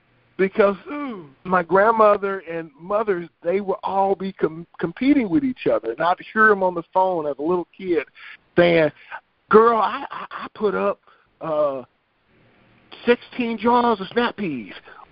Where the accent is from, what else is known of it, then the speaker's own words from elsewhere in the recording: the South, United States; So we want everybody, you know, I'm from the South